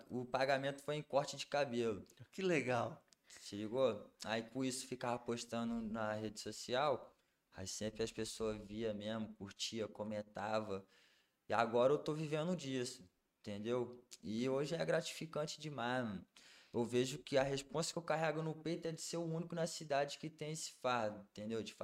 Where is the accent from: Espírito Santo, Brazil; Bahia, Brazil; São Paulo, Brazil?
Espírito Santo, Brazil; Linhares; also born or lived in Rio de Janeiro; daqui de Linhares, mas como convivi um tempo no Rio de Janeiro, aí acaba pegando sotaque.